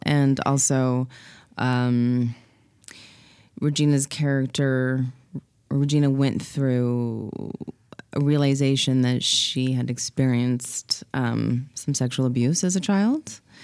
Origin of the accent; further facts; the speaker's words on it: Los Angeles, California, United States; born and raised in Los Angeles.